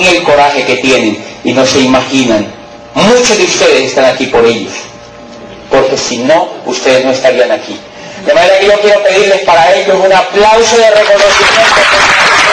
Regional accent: Colombia; en mi país

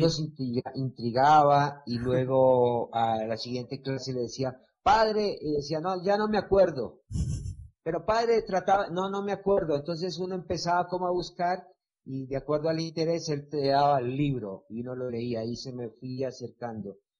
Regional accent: Buenaventura, Valle del Cauca, Colombia; moved away as an adult; also born or lived in Cali; de donde yo vengo, que es Buenaventura

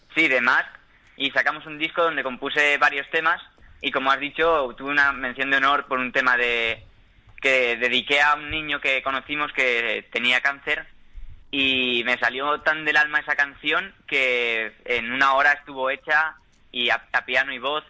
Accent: Valencia, Valencian Community, Spain; somos, somos de aquí, de Valencia

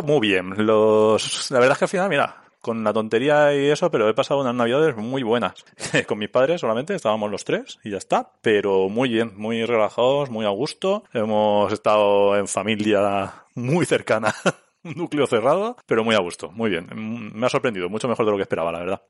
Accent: Elda, Valencian Community, Spain; farmacéutico de Elda, de Elda, que trabajo en IBI, pero soy de Elda

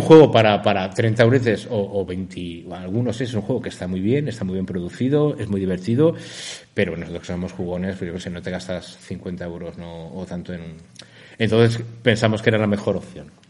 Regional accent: Valencia, Valencian Community, Spain; nosotros somos de Valencia

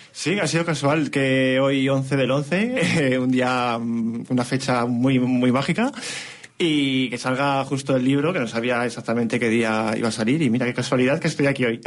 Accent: near Pedrosa del Rey / Toro area, Castile and León, Spain; cerca de mi pueblo

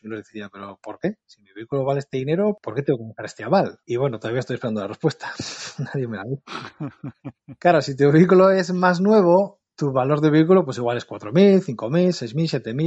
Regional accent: Portugalete, Basque Country, Spain; soy vecino de Portugalete

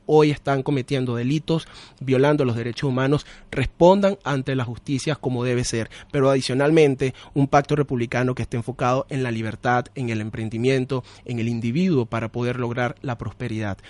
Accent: Venezuela; los venezolanos

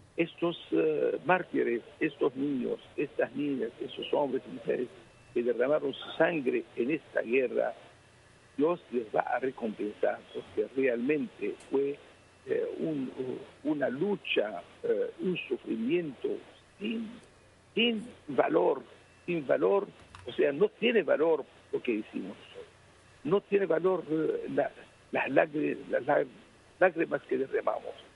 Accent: Aleppo, Aleppo Governorate, Syria; especialmente en la ciudad de Alepo, mi ciudad natal

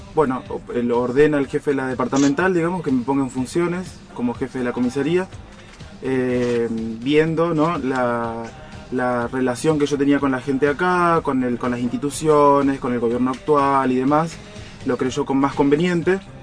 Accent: Rosario, Santa Fe, Argentina; moved away as an adult; also born or lived in San Lorenzo; now in Roldán, Argentina; Yo soy oriundo de Rosario. Ah. Yo nací y, y, crecí ahí en Rosario

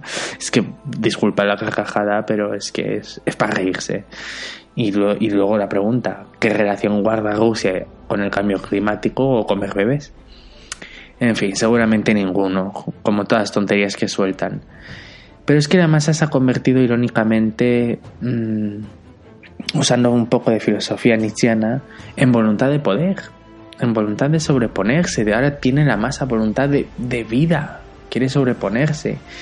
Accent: Benidorm, Valencian Community, Spain; moved away; yo soy de Benidorm, aunque actualmente no vivo ahí, y en mis 28 años de existencia

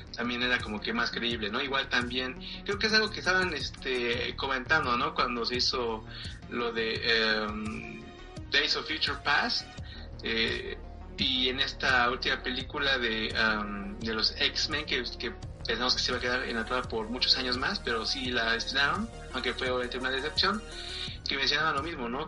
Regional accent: Mexico; aquí en nuestro país

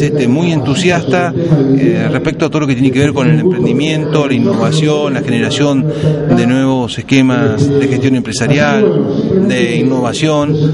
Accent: Río Negro, Argentina; Río Negro se merece tener el destino que los rionegrinos queremos

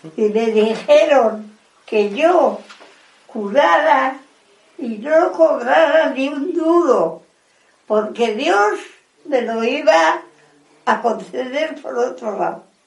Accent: Madrid, Community of Madrid, Spain; Nos vinimos de Madrid a vivir aquí, que es donde me crió.

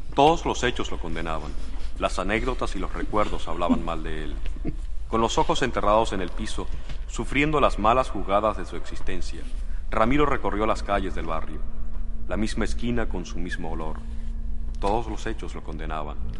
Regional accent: Caracas, Capital District, Venezuela; also born or lived in Mexico; desde que llegué, llegué a Caracas. Y yo lo que soy es caraqueño

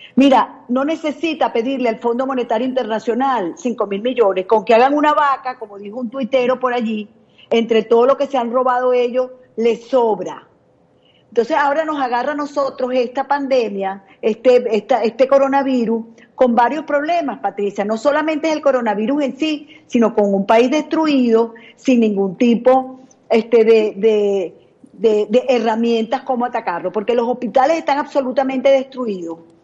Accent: Venezuela; el desastre en mi país

